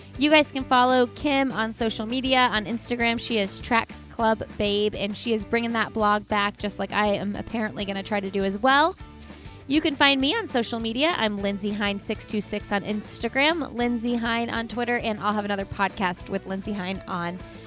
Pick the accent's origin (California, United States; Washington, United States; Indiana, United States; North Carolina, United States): Indiana, United States; Indianapolis; I grew up in Indy and in Indiana and have lived in Indianapolis for a long time